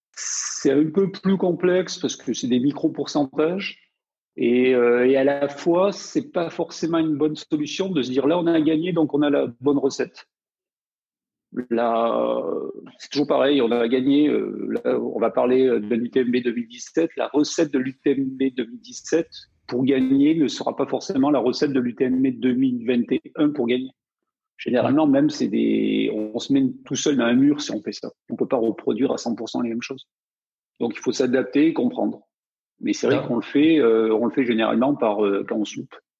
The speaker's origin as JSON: {"language": "French", "region": "Provence-Alpes-Côte d'Azur", "country": "France", "tie": "born or raised there", "said": "je viens des montagnes, donc euh, dans les Hautes-Alpes"}